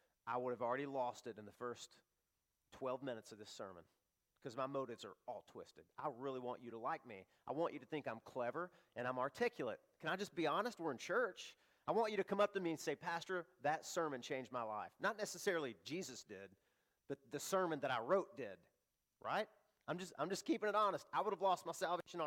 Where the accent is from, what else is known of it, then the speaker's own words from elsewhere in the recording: the South, United States; I grew up in the South, and there were little mom and pop shops everywhere